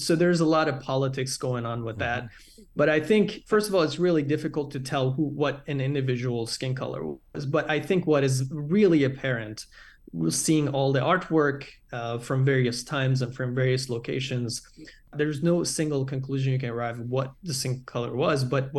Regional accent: Iran; from the cartoons I grew up watching in Iran

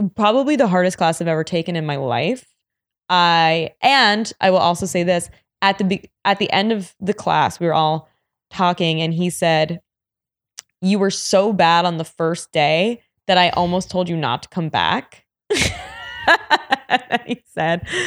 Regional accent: New York, United States; growing up in New York

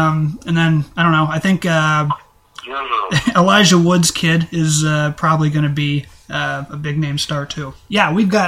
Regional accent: Iowa, United States; I am a cradle Iowan.

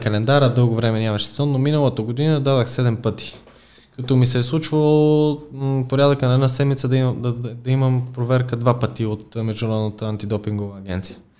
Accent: Plovdiv, Plovdiv Province, Bulgaria; now in Sofia, Bulgaria; аз съм и от Полдив

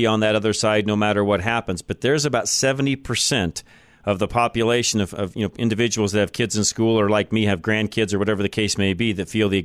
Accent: north end of the Denver metro area, Colorado, United States; grew up in the north end of town

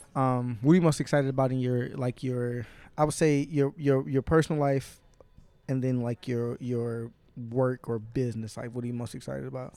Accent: Inkster, Michigan, United States; I didn't grow up in Detroit. I'm not from Detroit. If I go out of town, I might rep Detroit just 'cause if I say, "Oh, I'm from Inkster, Michigan,"

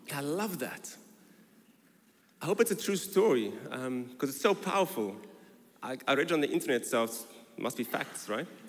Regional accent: South Africa; moved away as an adult; now in London, United Kingdom; I was born in South Africa and I arrived in London in 2001 on my honeymoon

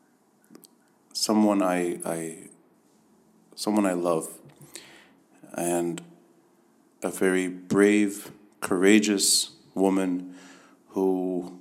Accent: United States; now in Beirut, Lebanon; When I was younger, I was growing up in the States

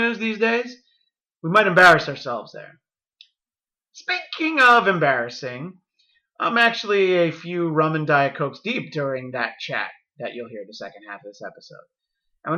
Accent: New York, United States; moved away as an adult; now in California, United States; I'm a New Yorker by birth. Although I suspect at some point I'll have lived in California just as long as I did in New York

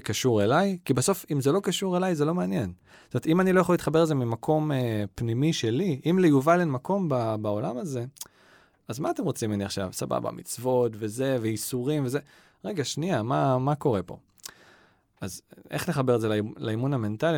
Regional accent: Ra'anana, Central District, Israel; גדלתי ברעננה

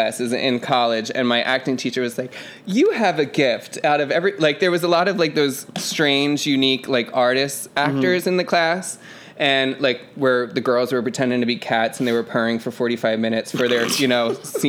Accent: Delaware County, Pennsylvania, United States; accent: Delco; I grew up in Delco.

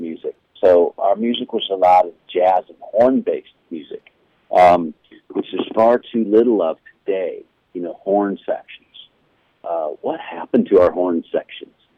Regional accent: New Orleans, Louisiana, United States; growing up in New Orleans

